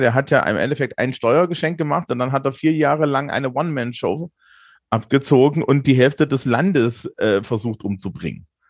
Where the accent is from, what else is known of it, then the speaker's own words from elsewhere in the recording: Germany; also born or lived in Bavaria; als Deutsche